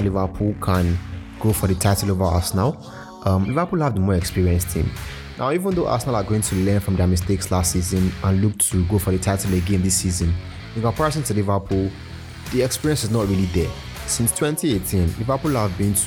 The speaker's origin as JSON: {"language": "English", "country": "Nigeria", "said": "I'm Nigerian"}